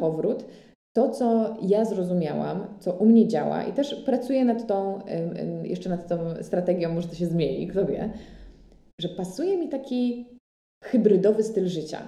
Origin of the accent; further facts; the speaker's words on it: Łódź, Łódź Voivodeship, Poland; now in Paris, France; żałowałam, że jestem z Łodzi i moja mama nie mieszka w Warszawie